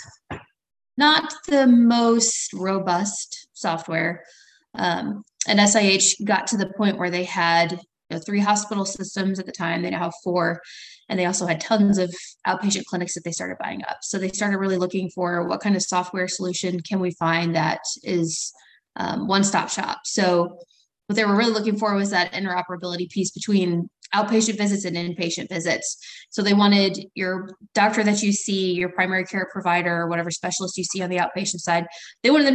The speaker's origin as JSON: {"language": "English", "region": "Southern Illinois", "country": "United States", "tie": "born or raised there", "also_born_or_lived": "St. Louis, Missouri", "said": "So I grew up in Southern Illinois. I grew up in a tiny town about an hour north of Carbondale"}